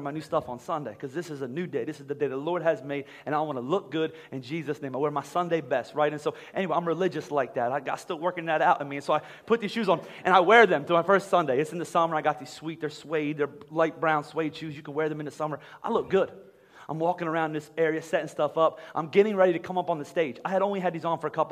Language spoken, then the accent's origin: English; United States; I'm from America